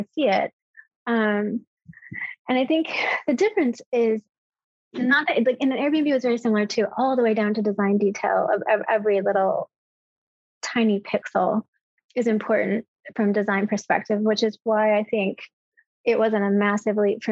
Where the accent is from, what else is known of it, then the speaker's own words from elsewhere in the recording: United States; as an American